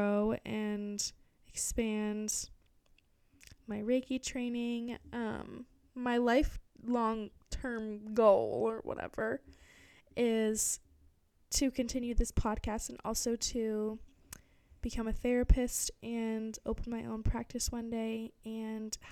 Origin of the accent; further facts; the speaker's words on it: Barrington, Rhode Island, United States; moved away as an adult; also born or lived in Providence, Rhode Island; now in Cape Cod, United States; I grew up in Barrington, Rhode Island